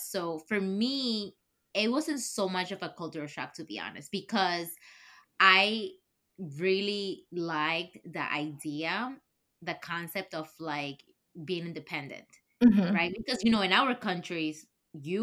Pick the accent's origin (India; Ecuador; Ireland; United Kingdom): Ecuador; English is a second language; moved away as an adult; now in United States; I grew up in Ecuador and I graduated high school and everything, that I came here for college